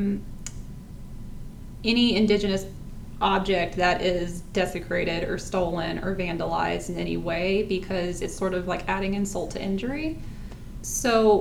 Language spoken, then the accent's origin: English; Fayette County, Georgia, United States; Well, I grew up in Fayette County, Georgia